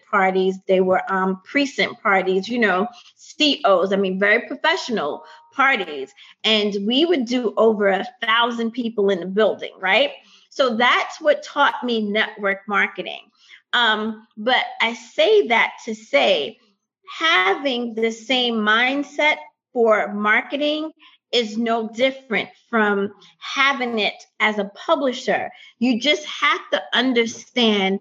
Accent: New York City, New York, United States; moved away; I'm from New York

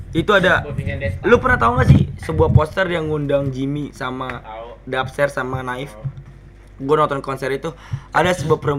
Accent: Depok, West Java, Indonesia; Ketika gue sebenarnya dari Depok, gue nggak pernah mau mamerin kalau diri gue adalah seorang petarung

